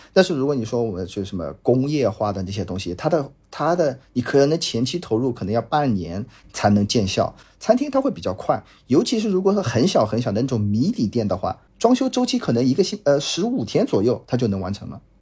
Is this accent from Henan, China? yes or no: no; Jiangsu, China; 我本身是江苏人